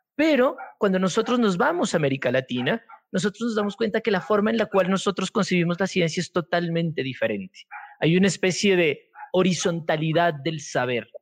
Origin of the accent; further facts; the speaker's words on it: Pasto, Nariño, Colombia; yo soy de Pasto